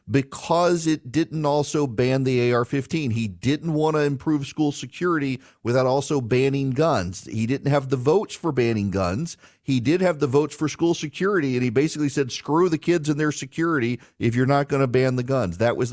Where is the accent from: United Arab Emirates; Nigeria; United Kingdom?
United Arab Emirates; Dubai; also born or lived in Jackson, Louisiana, United States; So as a kid, I grew up in I grew up in Dubai, but would come home to the town where I lived until I was 5 years old. It's called Jackson, Louisiana.